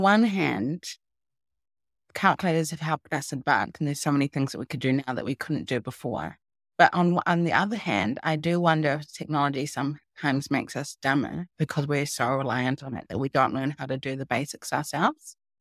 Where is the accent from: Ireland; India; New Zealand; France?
New Zealand; moved away; 'cause I am from New Zealand. I used to live in New Zealand.